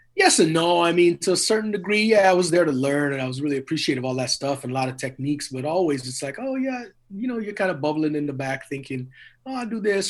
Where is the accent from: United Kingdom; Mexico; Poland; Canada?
Canada; Edmonton, Alberta; also born or lived in Trinidad; I grew up in Edmonton, Alberta